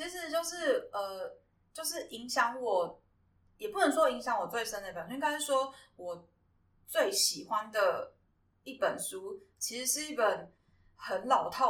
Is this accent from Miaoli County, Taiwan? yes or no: yes; Miaoli County, Taiwan; moved away; 因为我老家是苗栗国